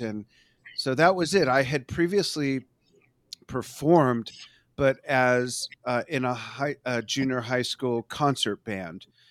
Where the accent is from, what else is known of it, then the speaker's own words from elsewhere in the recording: Los Angeles, California, United States; moved away as an adult; also born or lived in Las Vegas; now in Globe, United States; I grew up in Los Angeles